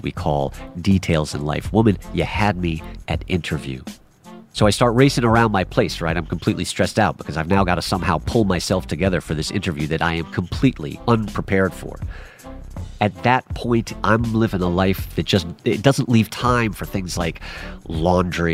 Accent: New York City, New York, United States; I am a self-taught filmmaker born and raised in New York City

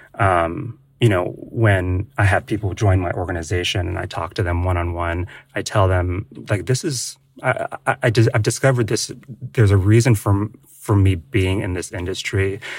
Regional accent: Ohio, United States; I was born and raised in Ohio

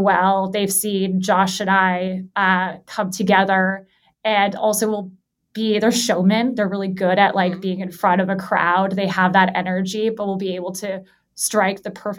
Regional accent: Los Angeles, California, United States; I'm born and raised in Los Angeles

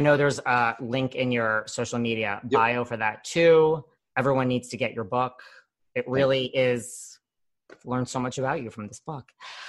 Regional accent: New York, United States; I'm like a New Yorker.

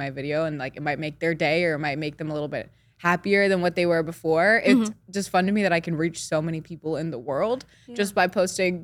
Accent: Centreville, Virginia, United States; now in Beverly Hills, United States; I'm from Virginia

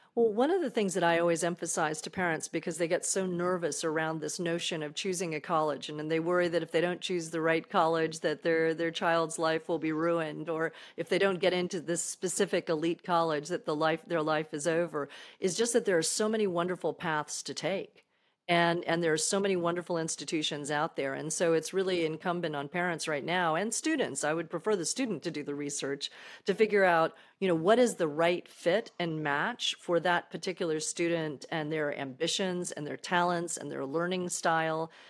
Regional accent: Daytona Beach, Florida, United States; moved away; also born or lived in Massachusetts; I grew up in Daytona Beach, Florida

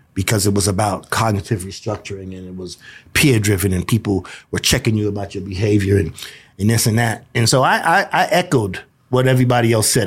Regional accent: New York, United States; also born or lived in South Carolina; now in Denver, United States; I'm, I'm from New York. I was, I was, uh, conceived in New York, born in South Carolina, moved back to Brooklyn at three months old. So I just consider myself a, a, a New Yorker

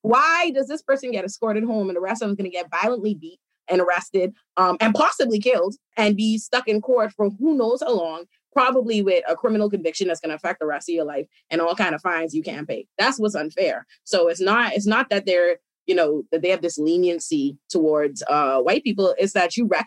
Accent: Bahamas; now in United States; I was raised in the Bahamas

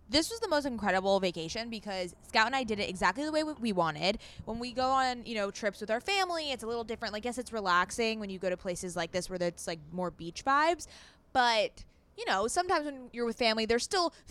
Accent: California, United States; Yes, we are from Southern California, but like Pacific Ocean is fucking freezing.

